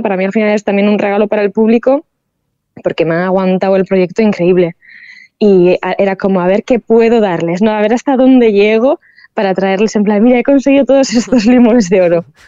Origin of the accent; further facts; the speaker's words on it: San Sebastián, Basque Country, Spain; soy una chica vasca